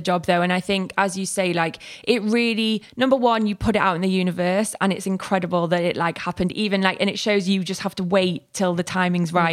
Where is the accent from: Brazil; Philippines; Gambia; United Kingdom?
United Kingdom; Manchester, North West England; accent: northern; now in London, United Kingdom; when I'm with my family, I'm from Manchester, I go really northern.